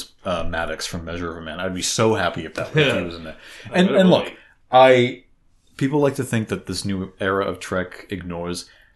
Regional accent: Boston, Massachusetts, United States; accent: Boston; you're all gonna have to deal with my Boston accent now.

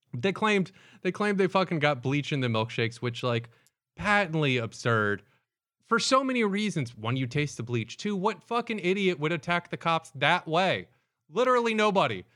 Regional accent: the South, United States; growing up in the South

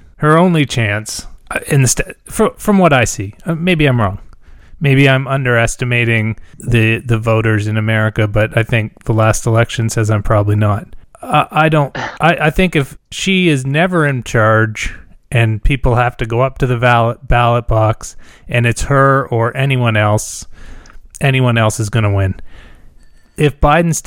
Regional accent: Canada; I'm a Canadian

